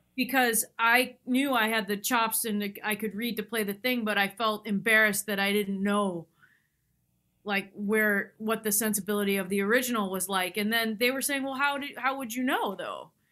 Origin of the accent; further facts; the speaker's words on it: near Tanglewood, Massachusetts, United States; I grew up near Tanglewood